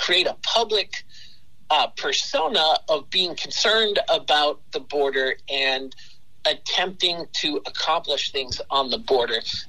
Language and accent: English; Massachusetts, United States; I grew up in Massachusetts